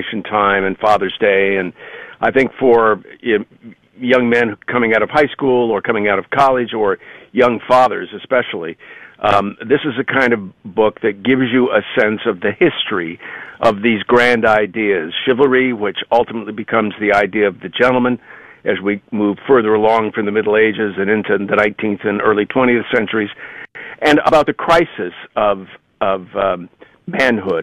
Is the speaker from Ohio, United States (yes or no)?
yes; Ohio, United States; moved away as an adult; also born or lived in New York area; now in New York, United States; I grew up in Ohio, but I've been in the New York area for 40 years